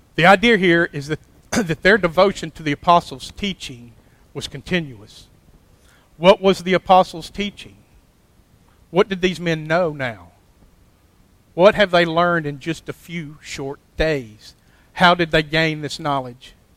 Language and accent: English; Clay, Alabama, United States; I grew up here in Clay.